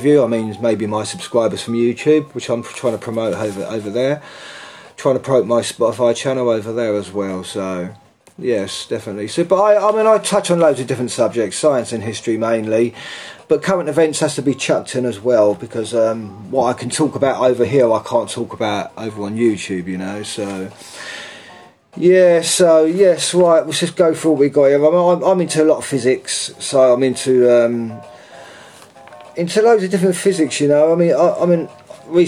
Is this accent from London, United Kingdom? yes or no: yes; London, United Kingdom; I'm from England, London. I'm in central London